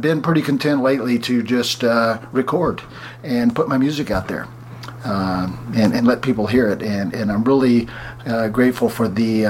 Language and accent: English; Columbus, Georgia, United States; also born or lived in Birmingham / Montgomery; now in Los Angeles, United States; I was originally from Columbus, Georgia, and I lived in Birmingham, Montgomery, Alabama, and I moved to L.A. My parents moved out here in 63. Yes, I am that old. I grew up in the 60s.